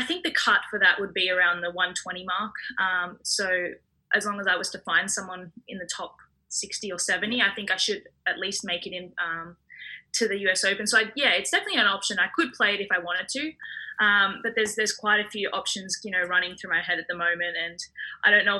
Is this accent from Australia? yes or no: yes; Wollongong, New South Wales, Australia; now in Sydney, Australia; I'm from Wollongong Shell Harbour in New South Wales.